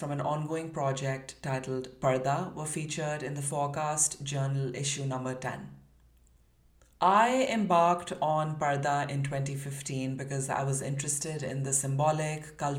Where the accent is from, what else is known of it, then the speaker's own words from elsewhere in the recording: Karachi, Sindh, Pakistan; now in Toronto, Canada; I was born and raised in Karachi, Pakistan. I am currently working as a multidisciplinary artist, writer, and educator in Toronto, Canada.